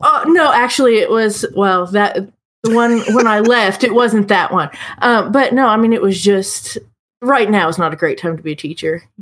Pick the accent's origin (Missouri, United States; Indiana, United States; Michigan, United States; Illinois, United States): Indiana, United States; Indianapolis; also born or lived in Evansville; now in Terre Haute, United States; I grew up in Indy